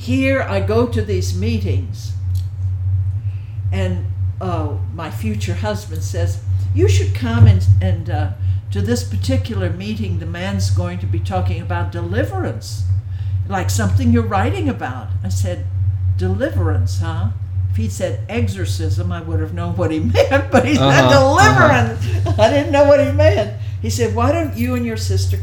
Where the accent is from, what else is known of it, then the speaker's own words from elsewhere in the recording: Texas, United States; moved away as an adult; also born or lived in England / Greenwich Village, New York; I'm from Texas